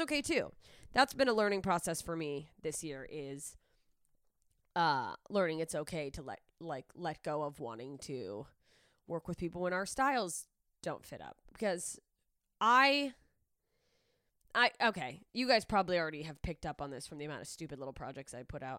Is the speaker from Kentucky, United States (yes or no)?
no; Alaska, United States; moved away; my hometown in Alaska